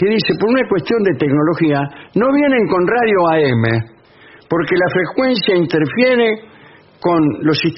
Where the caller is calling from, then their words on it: Santa Fe, Argentina; de Santa Fe.